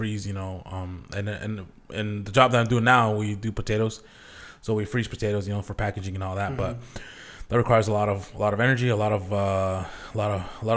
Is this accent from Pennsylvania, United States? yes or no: no; Zillah, Washington, United States; moved away as an adult; also born or lived in Buena, Washington / Tri-Cities, Washington; now in Portland, United States; I grew up in the Valley over in Zilla, graduated there back in 05